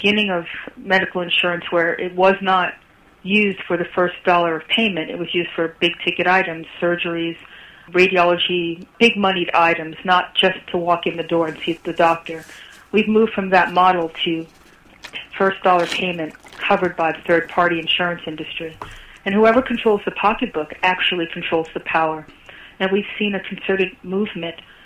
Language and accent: English; New York, United States; moved away as an adult; now in Atlanta, United States; I'm originally from New York